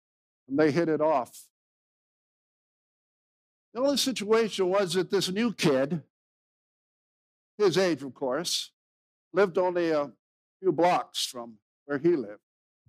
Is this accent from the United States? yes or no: no; Mexico; moved away; I grew up in Mexico. My parents were missionaries there. So I've been speaking Spanish all my life that I can remember because I was just 2.5, 3 years old when we went there.